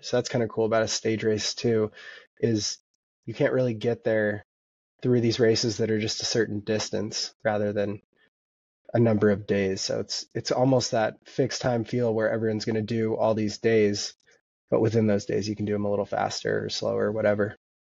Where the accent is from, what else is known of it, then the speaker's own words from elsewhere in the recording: Vancouver, Washington, United States; now in Bozeman, United States; I grew up in Vancouver, Washington, and now live in Bozeman, Montana.